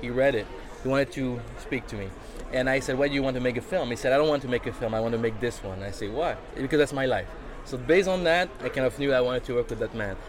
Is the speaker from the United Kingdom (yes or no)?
no; Switzerland; moved away; also born or lived in New York City; as I am not from there. I'm from Switzerland originally